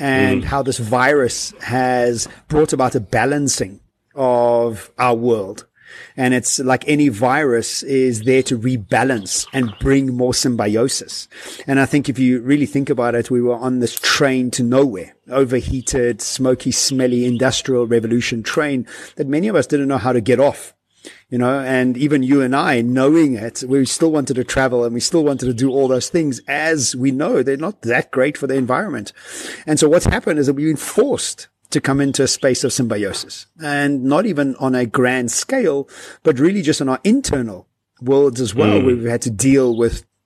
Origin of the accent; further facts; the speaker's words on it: Johannesburg, Gauteng, South Africa; I come from Joburg, and in Joburg, everybody goes to work, to gym, and the draw.